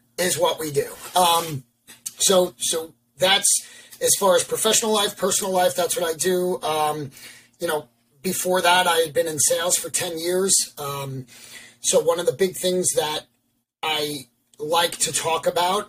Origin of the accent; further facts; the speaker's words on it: Long Island, New York, United States; moved away as an adult; also born or lived in Baltimore, Maryland; now in Pennsylvania, United States; from New York, born and raised on Long Island, Lived there until I went to college in Baltimore